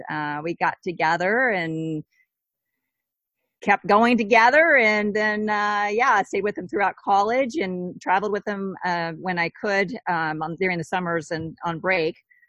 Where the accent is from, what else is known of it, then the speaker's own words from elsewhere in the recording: Southwest Virginia, United States; moved away; Southwest Virginia, like a really super tiny town with about 3,000 people